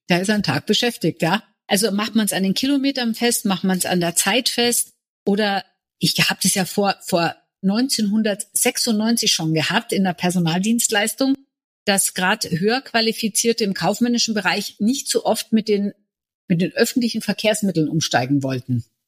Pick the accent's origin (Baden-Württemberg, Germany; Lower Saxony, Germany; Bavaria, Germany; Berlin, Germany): Bavaria, Germany; Munich; Ich bin gebürtige Münchnerin